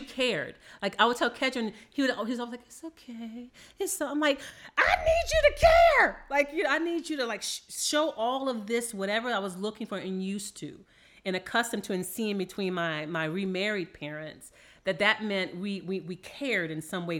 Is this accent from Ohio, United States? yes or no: no; New Orleans, Louisiana, United States; I am from New Orleans, Louisiana